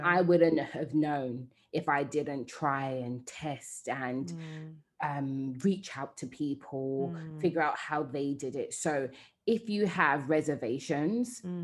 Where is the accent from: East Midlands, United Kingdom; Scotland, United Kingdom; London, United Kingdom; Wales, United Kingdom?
London, United Kingdom; moved away as an adult; also born or lived in Nigeria; I'm a Londoner